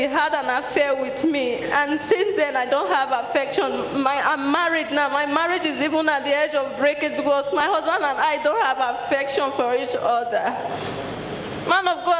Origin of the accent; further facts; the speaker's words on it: Delta, Nigeria; I'm from Delta State